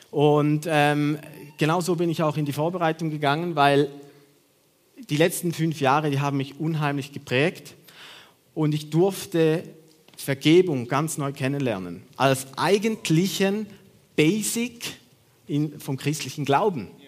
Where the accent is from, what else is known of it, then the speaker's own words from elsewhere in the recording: Switzerland; Ich bin Schweizer.